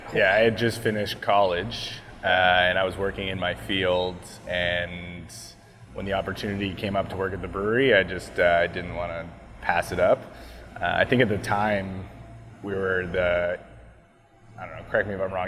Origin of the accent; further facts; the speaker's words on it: Cornwall, Ontario, Canada; now in Bowmanville, Canada; growing up in Cornwall